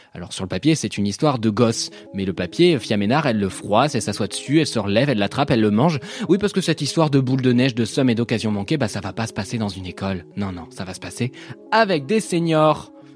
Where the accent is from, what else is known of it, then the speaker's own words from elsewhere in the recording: France; also born or lived in Paris / Normandy; je suis parisien et normand